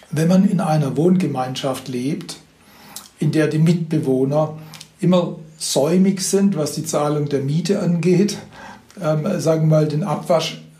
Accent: Baden-Württemberg, Germany; Ich komme ja aus dem Schwäbischen, also

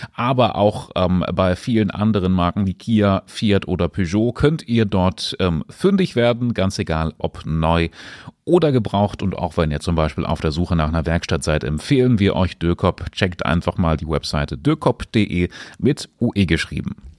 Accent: Salzgitter, Lower Saxony, Germany; ich komme aus Steterburg

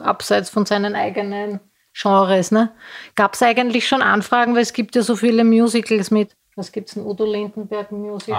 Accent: Styria, Austria; moved away; Ich komme ja ursprünglich aus der Steiermark

